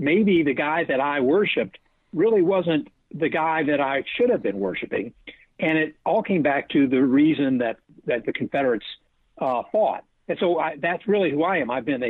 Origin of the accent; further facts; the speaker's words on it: Virginia, United States; moved away as an adult; also born or lived in Georgia; So that's how I grew up as a Southerner, went to Washington and Lee University, and grew up in Virginia and Georgia, and then joined the military.